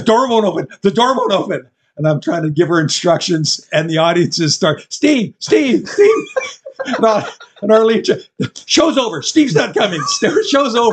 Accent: Canada; being Canadian

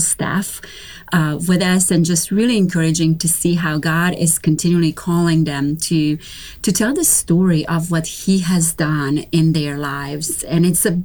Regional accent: Romania; now in North Carolina, United States; I am originally from Romania. So I was born and raised in Romania during communism.

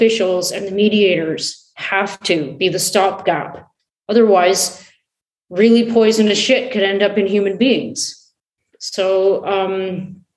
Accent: Canada; I'm Canadian

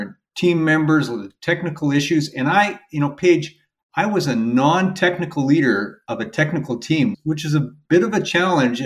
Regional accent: West Central Alberta, Canada; now in Omaha, United States; I grew up in West Central Alberta, kind of west of Edmonton.

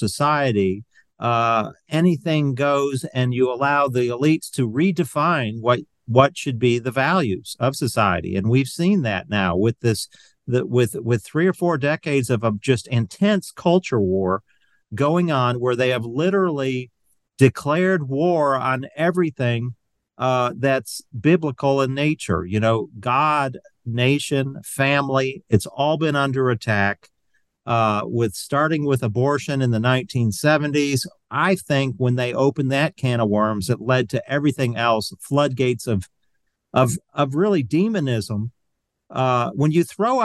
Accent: Michigan, United States; moved away as an adult; also born or lived in Georgia / North Carolina; I'm originally from Michigan

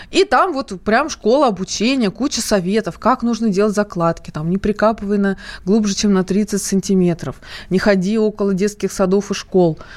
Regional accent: Moscow, Russia; Я по поводу работы. Мне 23 года. Я из Москвы.

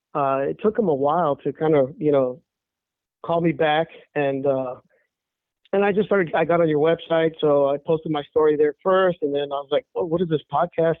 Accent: El Paso, Texas, United States; now in San Antonio, United States; I was born and raised in El Paso, Texas

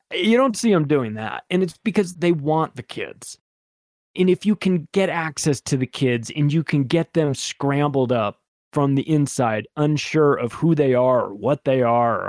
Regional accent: Palm Springs, California, United States; I grew up in Palm Springs, California, which has a huge gay community there.

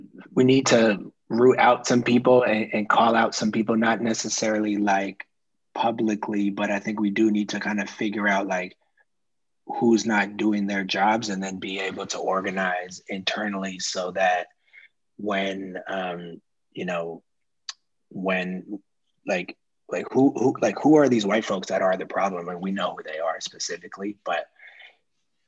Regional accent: Oakland, California, United States; I live in Oakland. I'm from Oakland

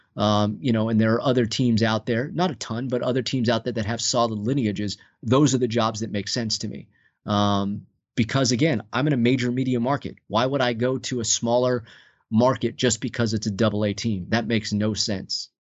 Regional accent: outside Los Angeles, Southern California, United States; moved away as an adult; also born or lived in Colorado Springs / Fort Myers; now in Saint Paul, United States; I grew up in Southern California, just outside of the heart of Los Angeles

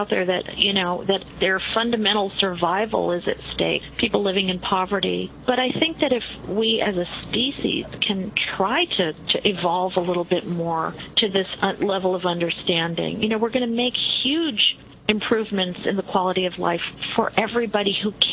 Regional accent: New York, United States; I'm Italian. I'm from New York

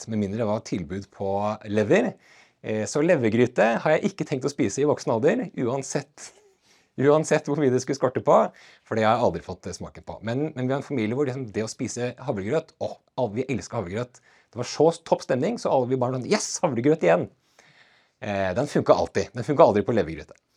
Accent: Gjøvik, Innlandet, Norway; born there; jeg er eh, født eh, på Gjøvik sykehus eh, og bodde

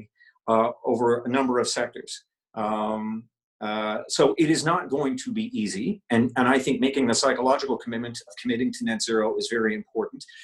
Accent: St. John's, Newfoundland and Labrador, Canada; I moved from St. John's at the age of 12 or 13 and moved to Labrador

